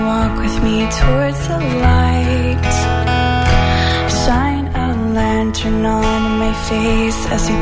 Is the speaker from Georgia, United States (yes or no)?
no; Utah, United States; No, I am from Utah originally.